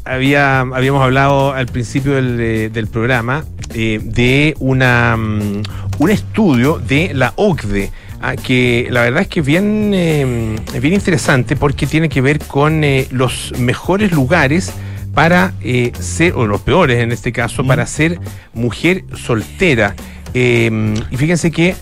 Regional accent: Chile; yo venía de Chile

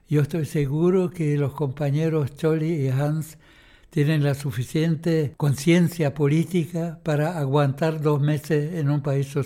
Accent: Chile; Y nosotros, había como 40 chilenos, creo, allá, ¿no?

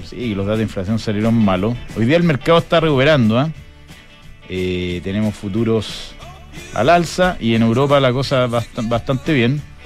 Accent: Chile; somos gente esforzada

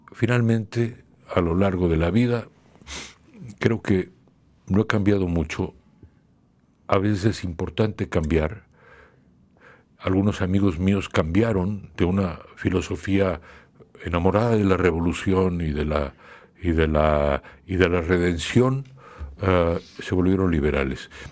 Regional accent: Mexico; en mi país, México

